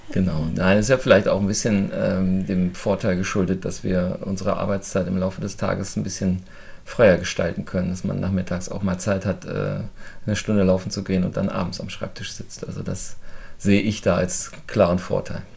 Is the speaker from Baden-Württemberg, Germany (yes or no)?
no; Burgdorf, Lower Saxony, Germany; Ich komme aus der Nähe von Hannover, aus Burgdorf